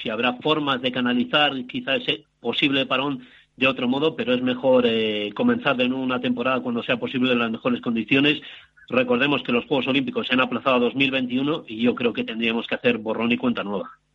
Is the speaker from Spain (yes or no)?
yes; Bilbao, Basque Country, Spain; now in Santiago de Compostela, Spain; Bilbao, de donde soy yo